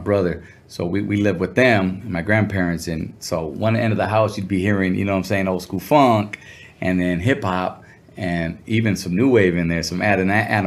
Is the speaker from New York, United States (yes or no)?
no; Santa Ana, California, United States; also born or lived in Riverside, Inland Empire, California; I grew up in Orange County, Santana, up until my sophomore year